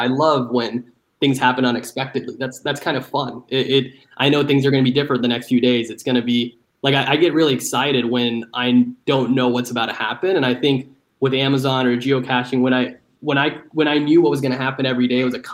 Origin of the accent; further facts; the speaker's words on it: Dallas, Texas, United States; moved away; also born or lived in Seattle / New York; my hometown of Dallas